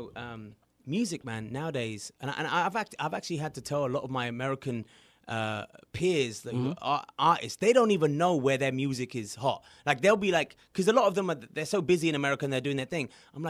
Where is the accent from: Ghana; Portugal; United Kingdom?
United Kingdom; England; now in United States; I'm from England